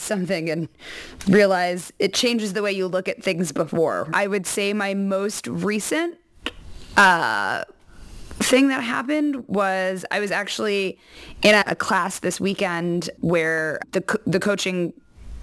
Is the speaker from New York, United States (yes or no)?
yes; New York, United States; moved away as an adult; now in California, United States; I'm a native New Yorker, which I've also been told that the only people who introduce themselves that way are New Yorkers. So I grew up in New York